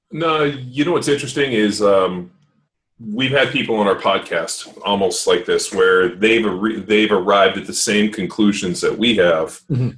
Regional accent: Torrance, California, United States; also born or lived in Palos Verdes; I grew up in Torrance, so uh, Palos Verdes, Torrance

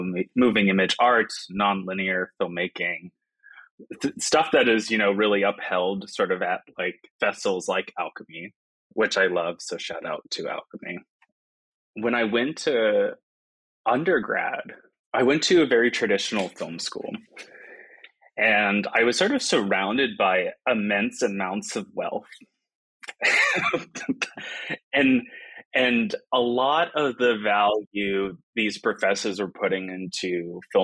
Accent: South Florida, United States; moved away as an adult; also born or lived in Boston, Massachusetts; now in Seattle, United States; I grew up mostly in South Florida

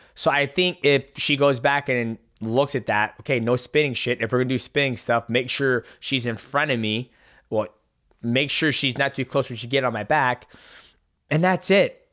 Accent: Seattle, Washington, United States; in Seattle, Washington, my hometown

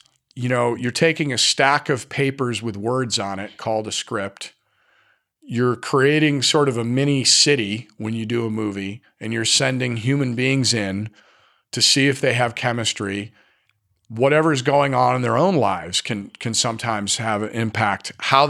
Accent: Scotland, United Kingdom; And I'm Scottish, so our symbol was a Celtic knot

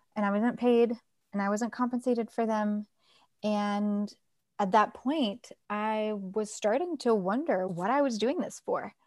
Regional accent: Toronto, Ontario, Canada; moved away; also born or lived in Nepal; I was born in Toronto, Canada.

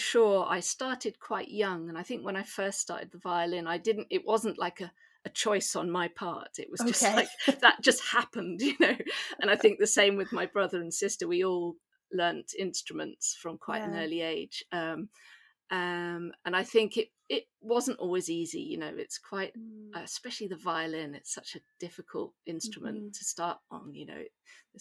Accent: Suffolk, East of England, United Kingdom; accent: home counties English; moved away as an adult; also born or lived in York / London / Limerick / Prague; now in Nice, France; I'm originally from Suffolk in England

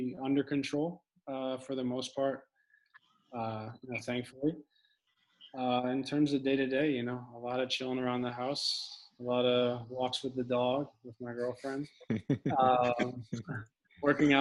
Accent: Westport, Connecticut, United States; Westport's a really nice place to grow up. You know, I was fortunate enough to be there

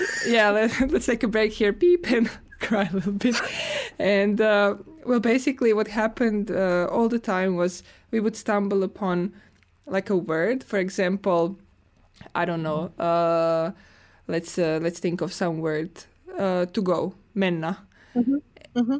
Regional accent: Croatia; now in Finland; I'm coming from Croatia

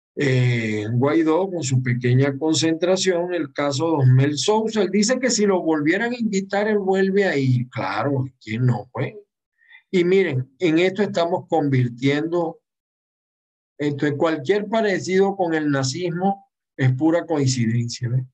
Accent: Venezuela; moved away

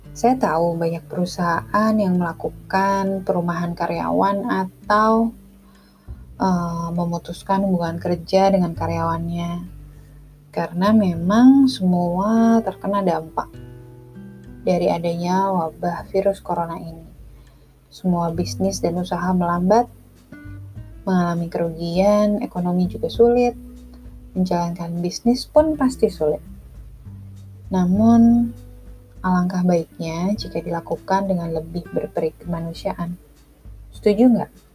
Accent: Jakarta, Indonesia; also born or lived in Bandung; Saya lahir di Bandung, besar di Jakarta

